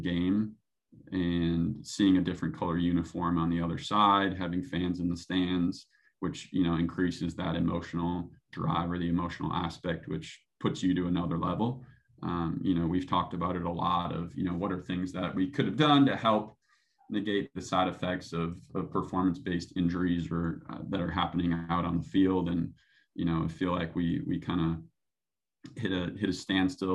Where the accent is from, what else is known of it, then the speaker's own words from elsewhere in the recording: Minnesota, United States; moved away as an adult; now in Phoenix, United States; more of a purist from Minnesota